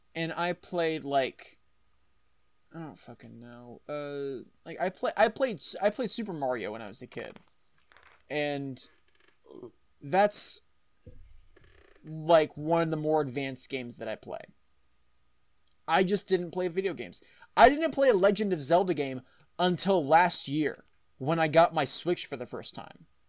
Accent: Texas, United States; I'm from Texas

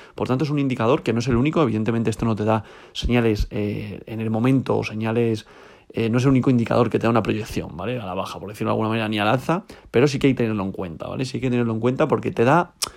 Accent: Spain; yo soy español, estoy en España

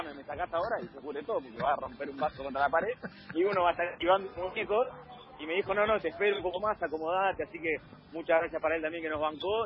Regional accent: Argentina; venimos de Argentina

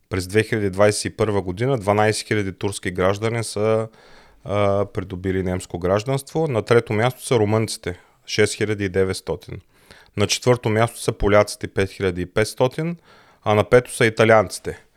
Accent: Bulgaria; moved away as an adult; now in Germany; Ние сме българи, ние се гордеем с потеклото си, но ние се чувстваме еднакво добре и в Германия. И тъй като живеем тук, тук се ни харесва, нямаме нищо против да станем и немски граждани.

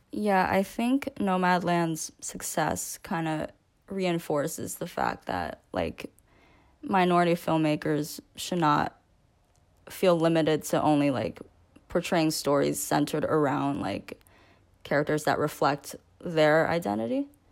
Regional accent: New York, United States; born and raised in America and in a majority white county in New York

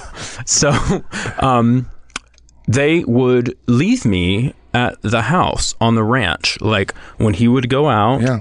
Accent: Texas, United States; I'm from Texas, a very small town in Texas.

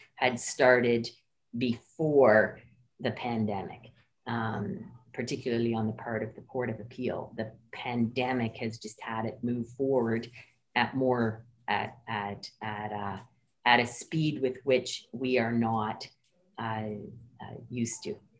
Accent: Ottawa, Ontario, Canada; also born or lived in Antigonish, Nova Scotia; I grew up in Ottawa, um, but my parents were both from the Maritimes

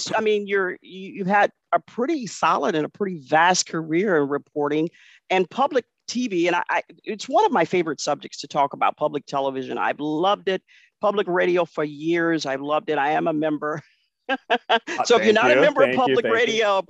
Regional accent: Cleveland, Ohio, United States; as a kid growing up in Cleveland

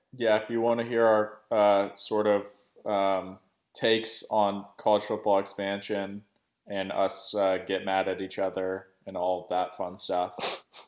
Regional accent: Portland, Oregon, United States; now in New Orleans, United States; I'm, I'm from Portland originally, uh, big Trailblazers fan, moved down to New Orleans

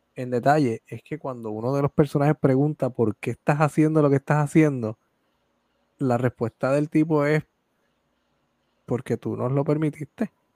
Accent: Puerto Rico; como puertorriqueño y como puertorriqueño que hace arte en su país

